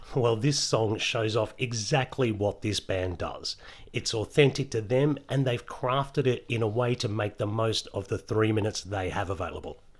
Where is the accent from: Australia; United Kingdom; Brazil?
Australia; if I wasn't Australian